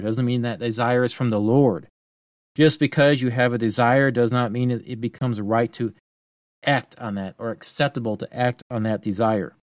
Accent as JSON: {"language": "English", "country": "United States"}